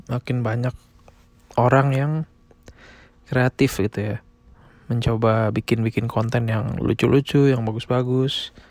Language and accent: Indonesian; Indonesia; Negara gue tinggal masih jadi nomor satu di dunia. Begitu pula di negara asal gue di Indonesia juga masih cukup banyak.